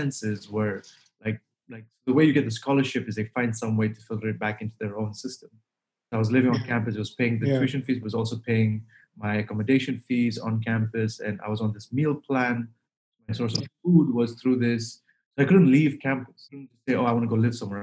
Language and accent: English; Dar es Salaam, Tanzania; moved away as an adult; also born or lived in Toronto, Canada; I'm from Dar es Salaam